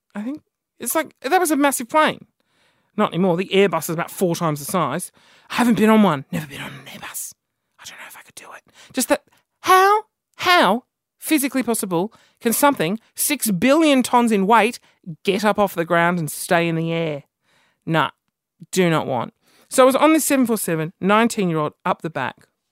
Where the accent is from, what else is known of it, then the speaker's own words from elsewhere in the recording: Australia; I'm Aussie